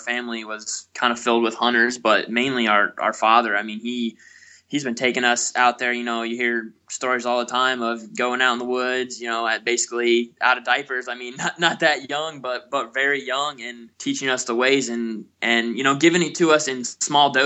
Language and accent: English; Ontario, Ohio, United States; Ontario, Ohio, which, you know, most of the time we say we're from Ontario